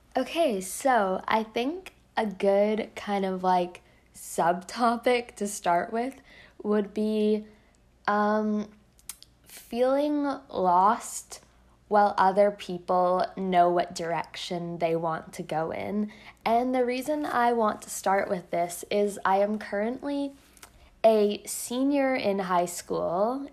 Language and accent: English; Canada; I'm Canadian